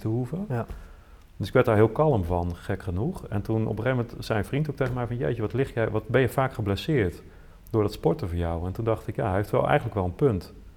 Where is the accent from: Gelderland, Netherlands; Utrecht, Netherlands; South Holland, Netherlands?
Utrecht, Netherlands; Veenendaal; ik groeide op in Veenendaal